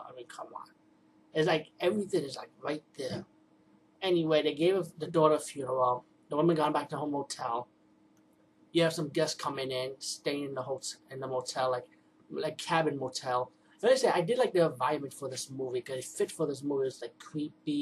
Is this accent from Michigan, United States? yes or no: no; New York City, New York, United States; I'm from the Bronx